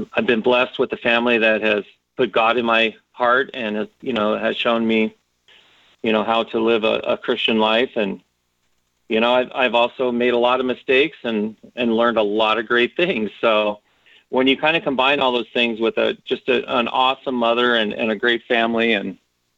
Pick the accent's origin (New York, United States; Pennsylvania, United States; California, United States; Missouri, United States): California, United States; Los Angeles; I grew up in Southeast Los Angeles